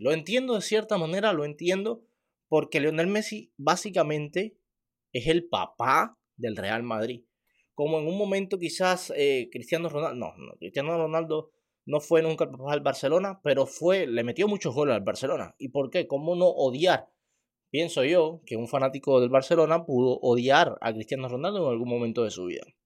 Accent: Cuba; Yo soy cubano

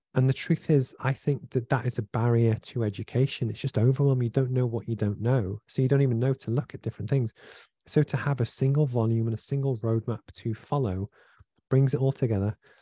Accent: Liverpool, North West England, United Kingdom; I grew up in Liverpool from a single parent family

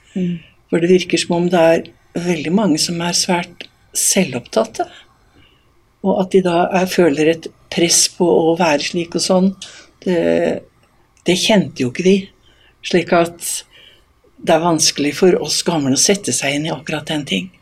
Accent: Eastern Norway, Norway; now in Voss, Norway; Som østlending

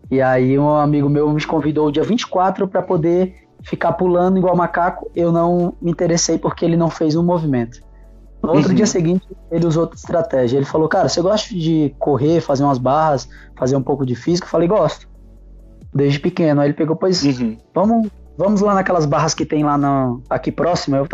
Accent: Fortaleza, Ceará, Brazil; Uh, então, eu, eu, sou de Fortaleza, né, comecei o parkour

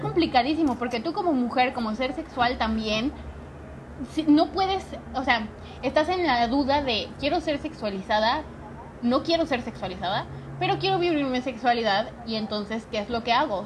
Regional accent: Mexico City, Mexico; moved away; Yo me vine a la Ciudad de México, que soy de la Ciudad de México, pero regresé

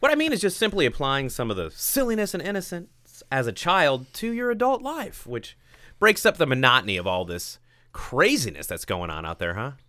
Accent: Hoopeston, Illinois, United States; my favorite part of my childhood was just my hometown of Hoopston, Illinois

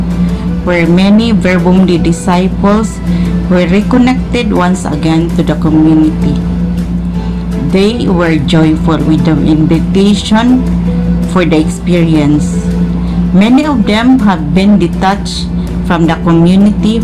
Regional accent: Cebu City, Central Visayas, Philippines; We are missionary couple from Cebu City, Philippines

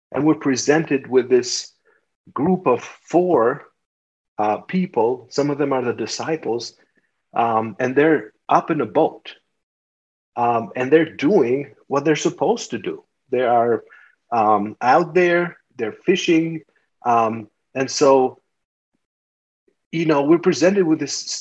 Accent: Albania; now in United States; I grew up in Albania and we didn't have anything and it was a communist country.

